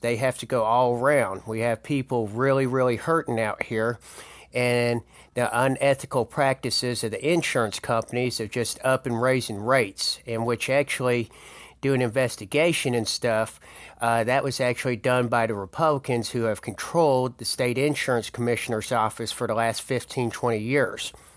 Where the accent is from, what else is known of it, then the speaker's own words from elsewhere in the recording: Marietta, Georgia, United States; I am from Marietta, Georgia, born and raised